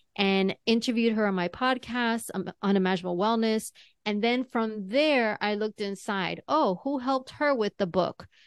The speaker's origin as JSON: {"language": "English", "region": "New York", "country": "United States", "tie": "born or raised there", "said": "second generation, third generation New Yorker"}